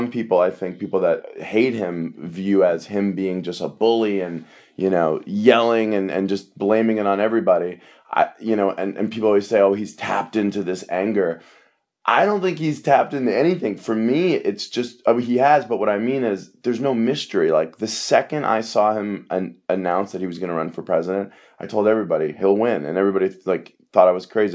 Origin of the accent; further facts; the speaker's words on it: New York, United States; I'm from New York and I worked in the World Trade Center the whole summer before 9/11.